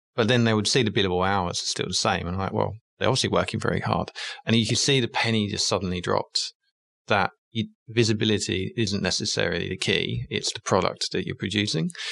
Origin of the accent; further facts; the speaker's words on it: England, United Kingdom; moved away; also born or lived in London; I'm English, and I started my career in obviously in the UK in London